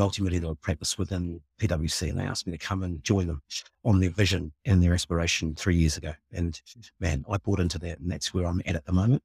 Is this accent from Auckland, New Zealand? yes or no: no; Nelson, New Zealand; moved away as an adult; also born or lived in Papua New Guinea / Richmond, New Zealand; now in Wellington, New Zealand; I came over to New Zealand when I was two with my mum and settled in Nelson